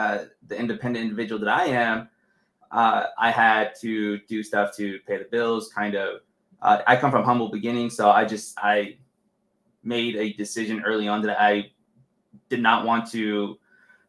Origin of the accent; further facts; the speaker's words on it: Los Angeles, California, United States; I grew up in East